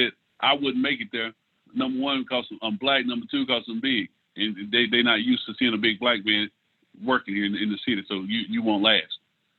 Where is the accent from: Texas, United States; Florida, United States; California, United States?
Texas, United States; Lindale; born or raised there